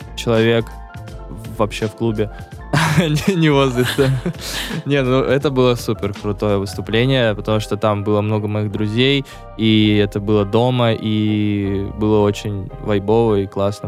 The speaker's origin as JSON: {"language": "Russian", "town": "Sochi", "region": "Krasnodar Krai", "country": "Russia", "said": "я из Сочи"}